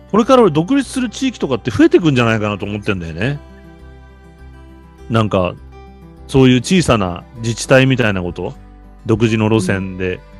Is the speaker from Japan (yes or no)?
no; South Korea; で、これ、韓国人の考え方よ。俺も韓国人だから今頭の中。南朝鮮だから。